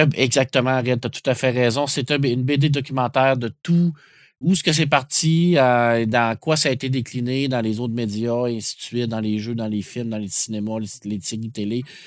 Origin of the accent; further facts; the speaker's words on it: Quebec, Canada; je suis québécois en plus